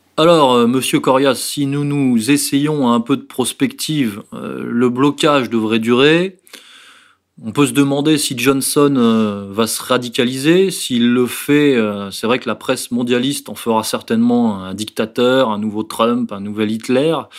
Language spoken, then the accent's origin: French; France; en tant que Français